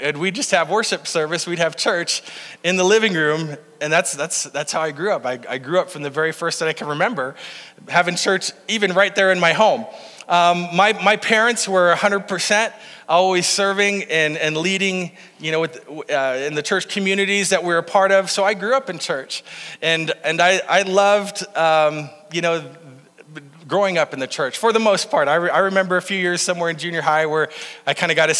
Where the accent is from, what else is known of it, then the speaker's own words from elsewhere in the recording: Faulkton, South Dakota, United States; I grew up in Falkton, South Dakota